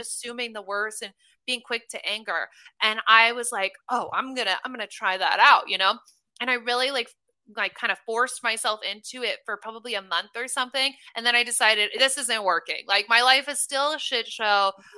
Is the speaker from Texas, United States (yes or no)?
no; Omaha, Nebraska, United States; moved away as an adult; also born or lived in Los Angeles, California; now in Austin, United States; I'm originally from Omaha, Nebraska, which I'm the least Nebraskan girl you will ever meet